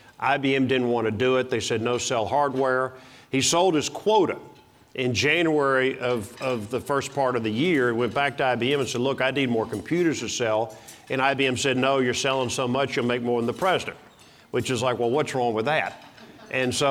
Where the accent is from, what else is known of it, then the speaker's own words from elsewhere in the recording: Dallas, Texas, United States; But I grew up in Dallas. I was born in Dallas.